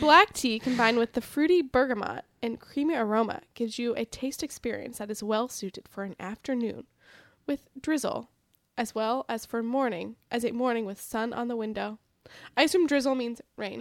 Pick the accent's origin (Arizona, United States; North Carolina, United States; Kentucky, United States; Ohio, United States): Ohio, United States; moved away; I grew up in Ohio. I went to high school in Ohio. I went to college in Ohio